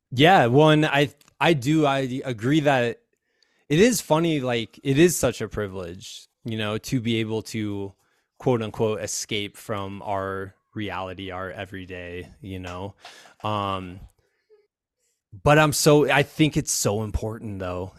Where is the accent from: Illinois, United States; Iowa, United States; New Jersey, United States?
Iowa, United States; now in Colorado, United States; I'm from Iowa.